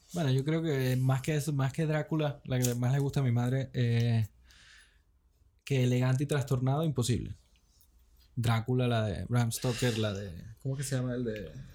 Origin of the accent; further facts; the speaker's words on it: Caracas, Capital District, Venezuela; moved away; Me están viviendo en Venezuela, siendo venezolano, craqueño